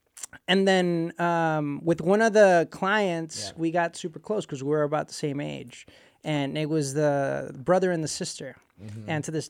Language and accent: English; Puerto Rico; also born or lived in Ecuador; I grew up in Puerto Rico. I was born in Ecuador, and there's a whole story there how we ended up in Puerto Rico.